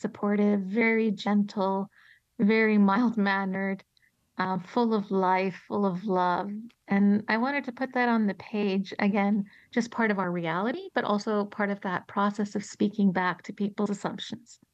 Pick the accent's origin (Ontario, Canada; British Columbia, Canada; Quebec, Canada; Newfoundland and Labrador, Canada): Ontario, Canada; Toronto; moved away as an adult; now in Colorado, United States; Toronto, which is my hometown